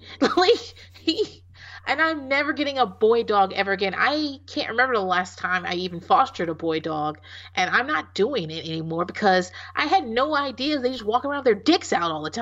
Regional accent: Virginia, United States; Oh, I grew up in Hampton Roads.

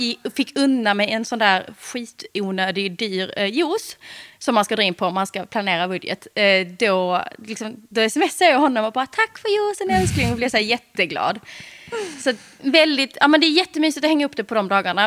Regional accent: Eslöv, Skåne, Sweden; moved away as an adult; also born or lived in Stockholm; vi gifte oss på ett slott utanför Eslöv, där jag kommer ifrån

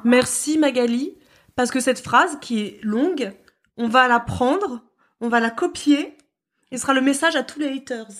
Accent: France; chez nous en France euh, métropolitaine

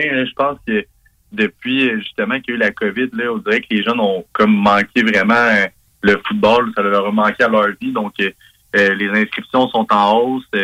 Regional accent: Saint-Georges, Quebec, Canada; moved away as an adult; also born or lived in Lennoxville / Ottawa; je viens de la Beauce, donc j'ai fait mon, mon école secondaire à la polyvalente de Saint-Georges en Beauce.

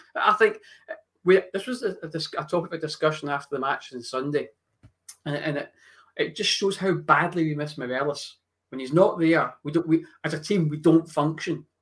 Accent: Scotland, United Kingdom; I do still follow Scotland because I'm Scottish

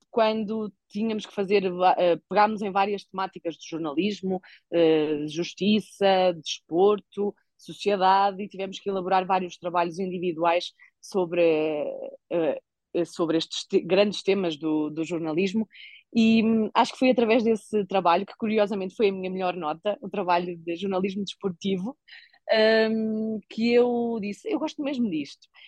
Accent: Tondela, Viseu, Portugal; No caso do Tondela, que é o clube da minha terra, eu sou natural de Tondela, vivo em Tondela. Felizmente nunca tive que sair de Tondela

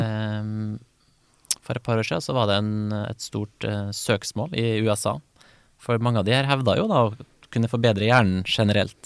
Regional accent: Kristiansund, Møre og Romsdal, Norway; der jeg kommer fra, da, Kristiansund

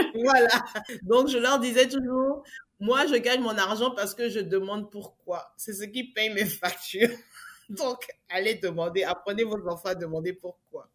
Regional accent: Abidjan, Côte d’Ivoire; moved away as an adult; now in Abidjan, Côte d'Ivoire; Je suis née à Abidjan et j'ai grandi à Abidjan, Côte d'Ivoire

